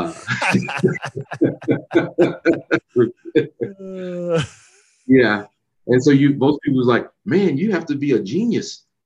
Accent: Dallas, Texas, United States; also born or lived in Corsicana, Texas; I grew up in Dallas, born and raised in Dallas

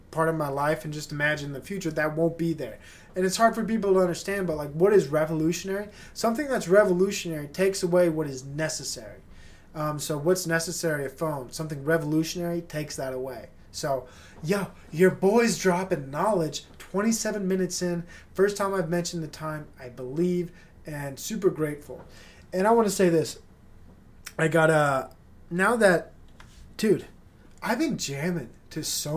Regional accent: Utah, United States; Growing up in Utah, I didn't quite fit

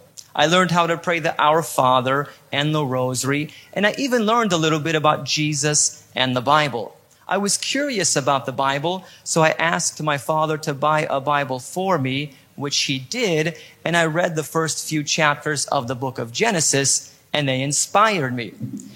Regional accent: Poland; I was born in Poland and I live in Poland, Europe. Some of you may be asking yourself, how in the world could someone with a perfect American accent be born in and live in Poland?

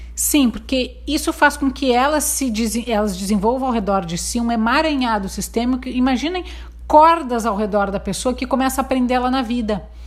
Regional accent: Porto Alegre, Rio Grande do Sul, Brazil; moved away as an adult; now in Santo Antônio da Patrulha, Brazil; Nasci na cidade de Porto Alegre

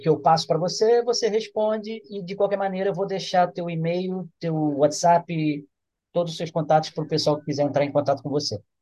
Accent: Rio, Rio de Janeiro, Brazil; now in Campos dos Goytacazes, Brazil; eu sou do Rio

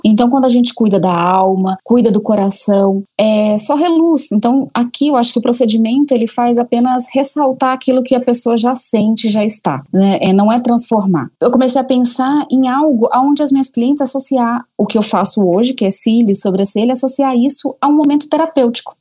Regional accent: Goiânia, Goiás, Brazil; moved away as an adult; also born or lived in Colombia / Belo Horizonte; now in São Paulo, Brazil; saí de Goiânia, casei muito cedo, morei em vários lugares, na Colômbia

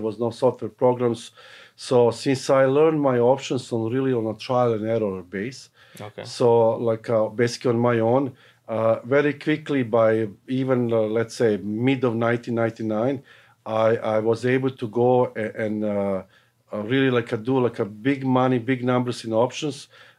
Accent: Serbia; now in Canada; So I came in Canada from Yugoslavia, what is now presently Serbia, in 1982.

